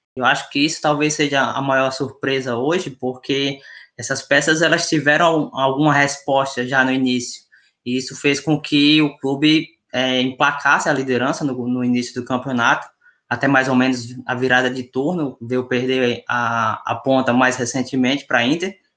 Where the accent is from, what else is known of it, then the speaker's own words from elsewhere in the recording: Northeast Region, Brazil; accent: nordestino; meu sotaque nordestino